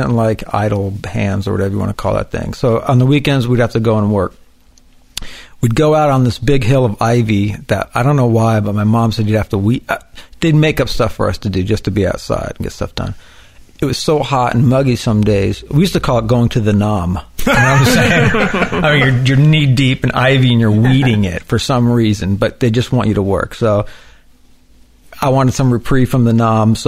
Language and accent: English; California, United States; moved away; We come from California